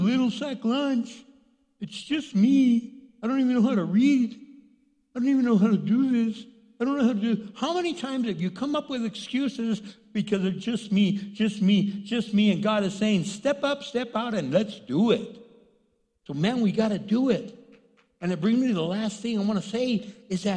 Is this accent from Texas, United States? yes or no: yes; El Paso, Texas, United States; I grew up in El Paso, Texas